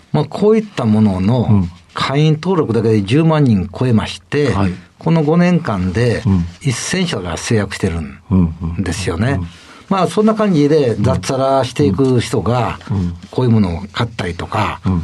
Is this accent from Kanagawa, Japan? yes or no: no; Kyoto, Japan